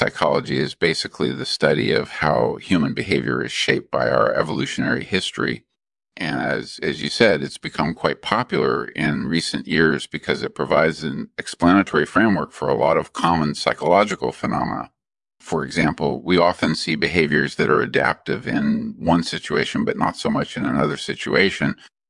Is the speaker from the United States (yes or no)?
yes; California, United States; Well, my background is I grew up in California